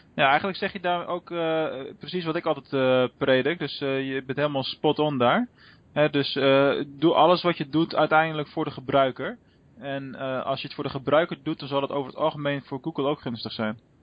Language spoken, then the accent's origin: Dutch; Rotterdam, South Holland, Netherlands; moved away as an adult; now in Venlo, Netherlands; mijn thuisbasis ligt in, in Rotterdam. Eh, hoewel we nu, ik nu al ruim 10, 11 jaar in, eh, in Venlo eh, werk en woon